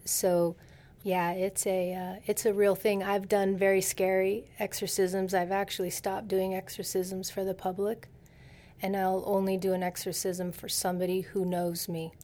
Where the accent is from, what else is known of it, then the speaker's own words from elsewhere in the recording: Silicon Valley, California, United States; I'm from Silicon Valley